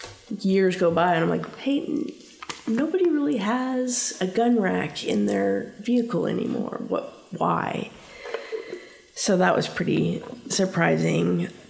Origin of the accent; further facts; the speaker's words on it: Montana, United States; now in Kansas, United States; I grew up in Montana. I've been here for 21 years.